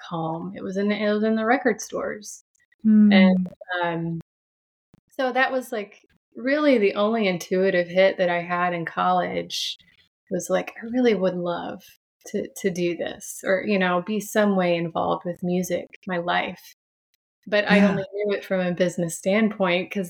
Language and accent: English; Franklin, Tennessee, United States; I was raised here in the South. I'm from Franklin, Tennessee, a little bit south of Nashville